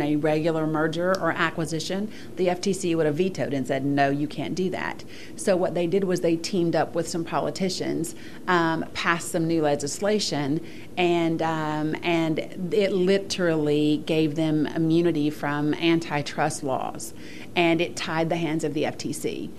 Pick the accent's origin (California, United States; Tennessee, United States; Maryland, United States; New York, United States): Tennessee, United States; Bristol; now in Atlanta, United States; so like a boy, but I'm not. And I am originally from Bristol, Tennessee.